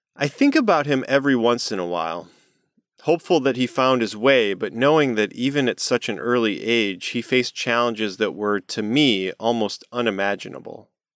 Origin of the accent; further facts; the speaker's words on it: Midwest, United States; I'm from the Midwest